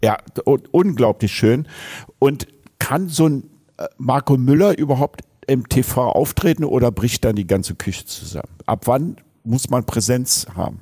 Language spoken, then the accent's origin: German; Berlin, Germany; Bei uns in Berlin